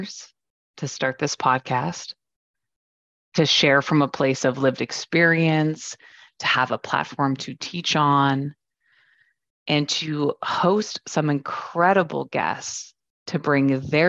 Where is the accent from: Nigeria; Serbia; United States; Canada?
Canada; Waterloo, Ontario; I grew up in Waterloo, Ontario, Canada, home of the Blackberry